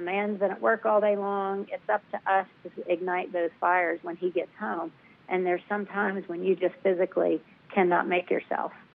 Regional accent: the South, United States; I'm from the South

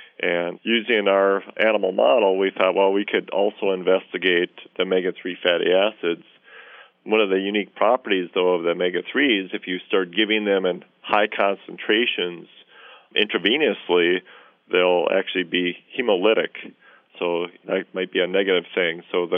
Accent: Minnesota, United States; But being a Minnesotan, you know, and loving the outdoors, I jumped at the opportunity for this.

